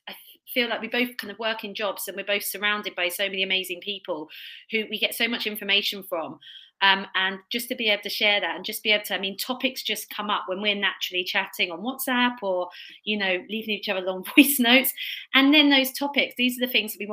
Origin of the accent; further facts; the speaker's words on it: Kent, South East England, United Kingdom; accent: Kent; my Kent accent